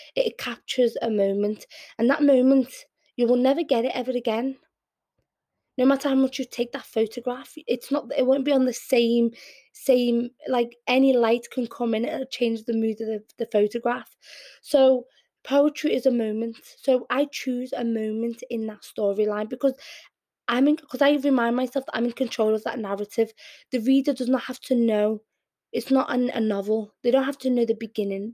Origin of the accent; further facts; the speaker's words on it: Liverpool, North West England, United Kingdom; accent: Scouse; first language Arabic; also born or lived in Yemen; I'm very Scouse in my accent, and I'm very inter inter in, um, inter no integrated with the community in Liverpool